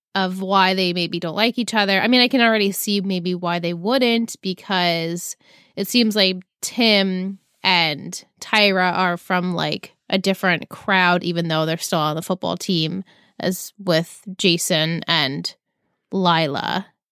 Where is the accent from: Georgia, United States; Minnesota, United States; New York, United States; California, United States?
New York, United States; Long Island; I'm from Long Island.